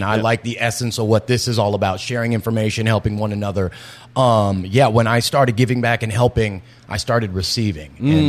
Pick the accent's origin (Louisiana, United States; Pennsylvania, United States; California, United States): California, United States; Los Angeles; moved away as an adult; also born or lived in New Orleans; I'm from Los Angeles originally.